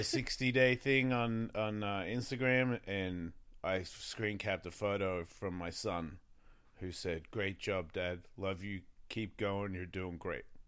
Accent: Australia; moved away; I'm from Australia

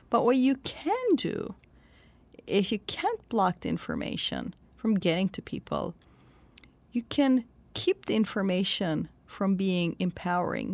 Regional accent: Turkey; born or raised there; moved away

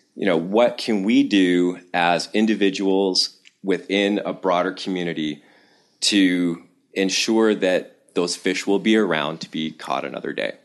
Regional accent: Toronto, Ontario, Canada; now in Amherst, United States; I was born in Toronto, Canada, and I spent a lot of time, uh, kicking around Southern Ontario and up in the Corthas

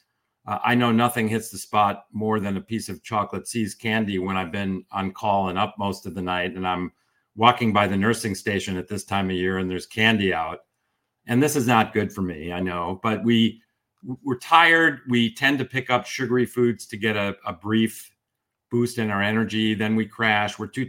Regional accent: outside of Chicago, Illinois, United States; now in California, United States; I grew up outside of Chicago

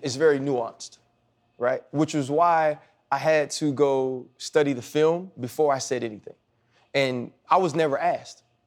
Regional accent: New Orleans, Louisiana, United States; moved away; I grew up in Louisiana

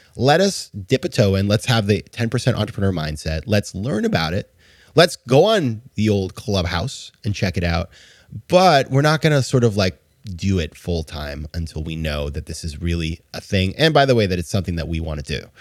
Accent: New York, United States; As a New Yorker

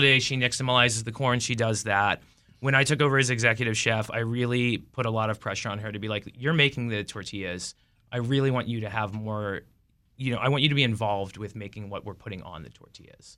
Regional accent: Chicago, Illinois, United States; now in Washington, D.C., United States; I'm from Chicago.

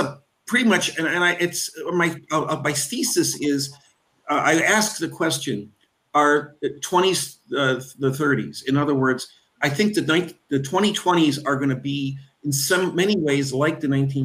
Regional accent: Cleveland, Ohio, United States; I'm from Cleveland, Ohio

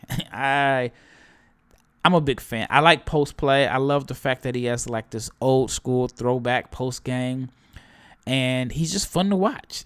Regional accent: Omaha, Nebraska, United States; I'm from Omaha.

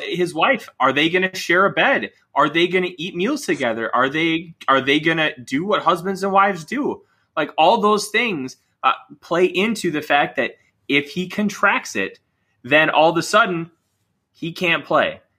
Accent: Minnesota, United States; I'm a Minnesotan.

